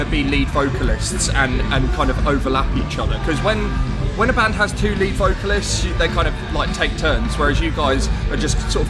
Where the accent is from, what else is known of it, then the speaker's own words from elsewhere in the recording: West Sussex, South East England, United Kingdom; I'm originally from West Sussex